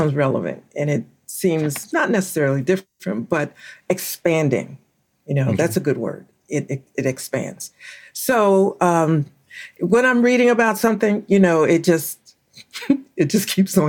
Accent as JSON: {"language": "English", "town": "Philadelphia", "region": "Pennsylvania", "country": "United States", "said": "I used to carry around a bunch of ones because I'm from Philadelphia, and I would carry a pocket full of ones because there were always people that were panhandling in Center City"}